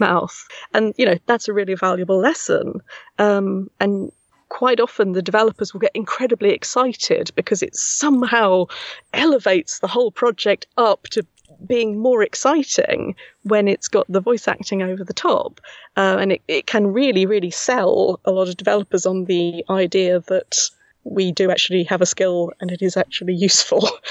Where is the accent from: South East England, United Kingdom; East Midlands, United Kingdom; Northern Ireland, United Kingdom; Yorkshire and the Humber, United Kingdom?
South East England, United Kingdom; Milton Keynes; accent: Milton Keynes; this weird Milton Keynes accent. That's where I'm from